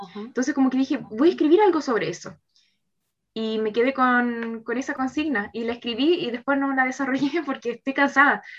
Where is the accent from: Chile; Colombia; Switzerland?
Chile; Santiago, Santiago Metropolitan Region; also born or lived in Viña del Mar / Valparaíso; soy eh, de Santiago, pero ahora estaba trabajando en Viña del Mar.